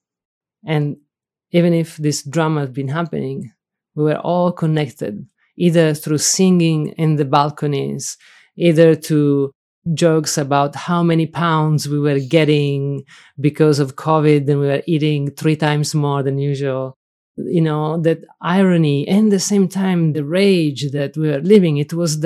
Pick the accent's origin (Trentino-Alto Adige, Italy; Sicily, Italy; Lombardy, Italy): Sicily, Italy; English is a second language; moved away as an adult; also born or lived in Rome, Italy; now in Berkeley, United States; I'm from Sicily. And for me, when you ask me where is home, it's Sicily.